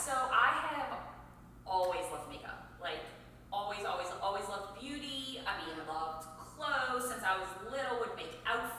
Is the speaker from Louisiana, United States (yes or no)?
yes; Metairie, Louisiana, United States; also born or lived in Houston, Texas; eventually moved to, you know, Metairie